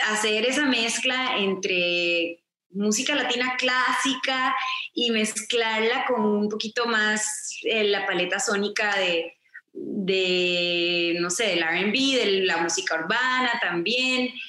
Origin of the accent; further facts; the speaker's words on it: Costa Rica; soy de Costa Rica, entonces crecí escuchando boleros, eh, bossa nova, porque mi mamá es amante de la música brasileña, bachata